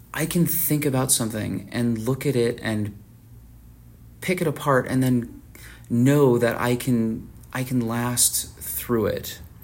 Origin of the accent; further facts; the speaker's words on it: Tucson, Arizona, United States; I'm from Tucson, Arizona